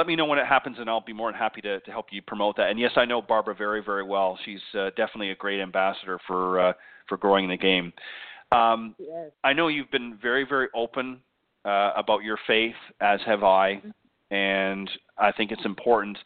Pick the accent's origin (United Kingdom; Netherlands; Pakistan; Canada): Canada; now in United States; I'm from Canada